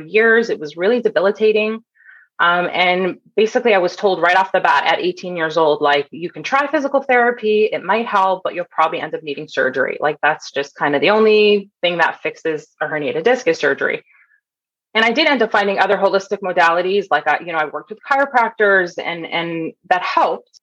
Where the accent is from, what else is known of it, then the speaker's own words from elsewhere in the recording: Toronto, Ontario, Canada; moved away as an adult; also born or lived in Bay Area, California; So I grew up in Canada. I grew up in Toronto